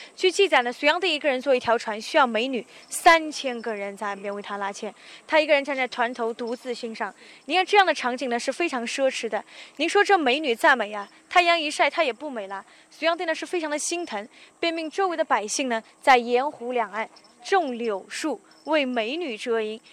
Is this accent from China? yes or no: yes; Yangzhou, Jiangsu, China; 我们扬州人自己研发的